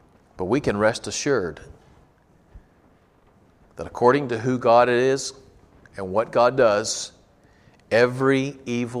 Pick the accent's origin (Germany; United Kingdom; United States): United States; as American Christians